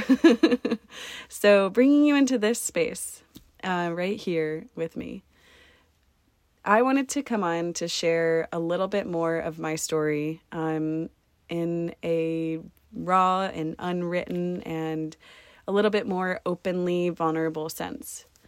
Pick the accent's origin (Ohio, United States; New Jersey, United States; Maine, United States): Ohio, United States; Columbus; moved away; my home state in Columbus, Ohio